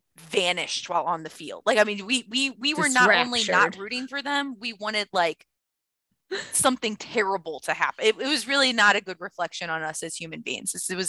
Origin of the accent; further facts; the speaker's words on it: St. Louis, Missouri, United States; I am from St. Louis